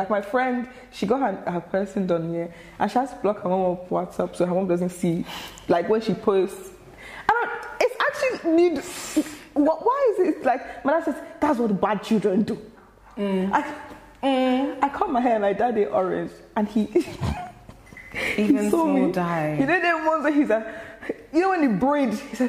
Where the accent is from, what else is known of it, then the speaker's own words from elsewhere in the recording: Ireland; also born or lived in Nigeria; No, actually, so I'm from Ireland as well. So like, mm-hmm. I used to move around with my mum. And then like, I was in Nigeria for a bit.